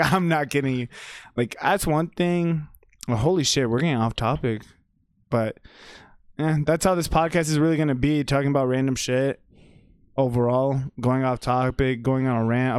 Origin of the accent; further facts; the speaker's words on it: Texas, United States; also born or lived in Paterson, New Jersey / Wayne, New Jersey; I consider myself a Texan just because, like, I've been raised here